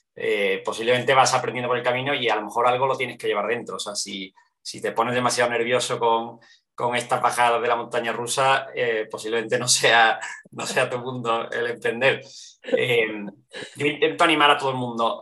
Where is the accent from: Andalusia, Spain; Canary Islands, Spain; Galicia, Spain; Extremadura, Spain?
Andalusia, Spain; Seville; also born or lived in Barcelona; now in Madrid, Spain; vengo de Sevilla, vivo en Madrid, he vivido en, diferentes sitios, en, en, Barcelona también mucho tiempo